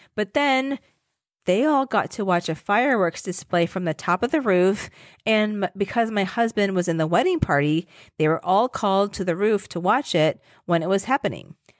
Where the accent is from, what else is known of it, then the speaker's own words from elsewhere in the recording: Virginia, United States; moved away; I grew up in Virginia